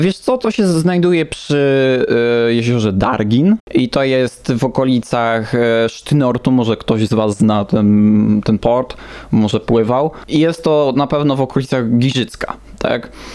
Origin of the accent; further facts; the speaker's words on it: Warsaw, Masovian Voivodeship, Poland; ja też się urodziłem właśnie w Warszawie